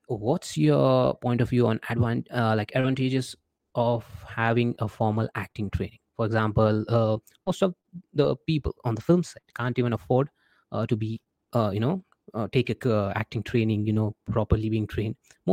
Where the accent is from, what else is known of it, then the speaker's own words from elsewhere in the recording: India; being an Indian